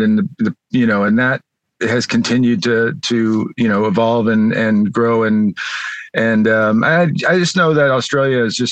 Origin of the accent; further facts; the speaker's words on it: Las Vegas, Nevada, United States; also born or lived in Southern California; now in California, United States; I grew up in Las Vegas and then have been in Southern California for a while